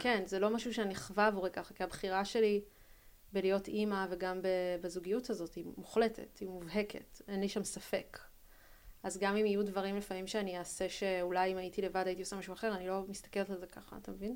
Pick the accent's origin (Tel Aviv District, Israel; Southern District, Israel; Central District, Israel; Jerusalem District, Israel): Tel Aviv District, Israel; Tel Aviv; אנחנו גדלנו בתל אביב